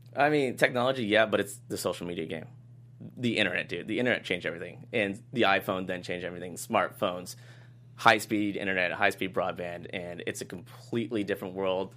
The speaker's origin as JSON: {"language": "English", "town": "Boston", "region": "Massachusetts", "country": "United States", "moved": "as an adult", "said": "I flew home to Boston"}